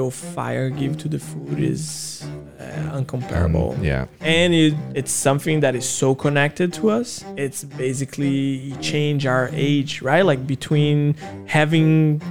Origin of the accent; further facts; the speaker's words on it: Rome, Lazio, Italy; moved away as an adult; also born or lived in Brazil / Wanli, Taiwan; now in Taiwan; growing up in Rome